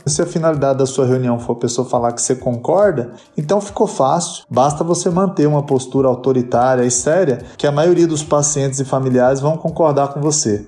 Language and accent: Portuguese; Uberaba, Minas Gerais, Brazil; now in São Paulo, Brazil; eu sou de Uberaba também